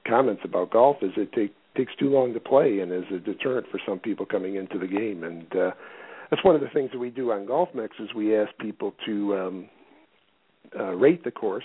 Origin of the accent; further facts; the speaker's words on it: Michigan, United States; moved away; I grew up in Michigan.